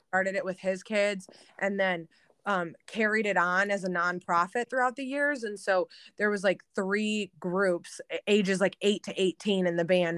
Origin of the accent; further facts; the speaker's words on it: outer Metro Detroit, Michigan, United States; I'm born and raised in Michigan. Um, I guess, like, outer Metro Detroit